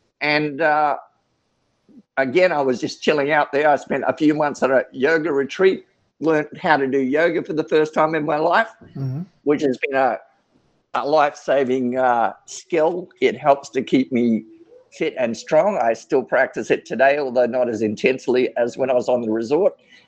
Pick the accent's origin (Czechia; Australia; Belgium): Australia; also born or lived in Sydney / New Guinea / Darwin; So I'm an Australian. I grew up on the move. My dad was the chief petty officer in the Australian Navy. I was born in Sydney, but we went up to New Guinea for 3 years while I was a young child, then back to Darwin, North Australia